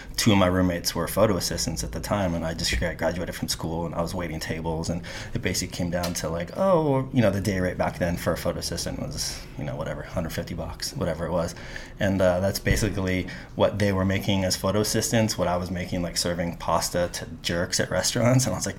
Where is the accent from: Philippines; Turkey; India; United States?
United States; Carpinteria, California; now in New York City, United States; Basically, Carpinteria, where we did our last podcast. So I moved literally from my parents' garage to New York City, and originally for 6 months, and now it's been, you know, 20 plus years.